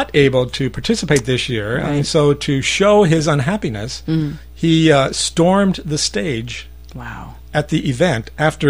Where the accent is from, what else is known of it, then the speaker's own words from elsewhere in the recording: United States; now in Japan; I am an American.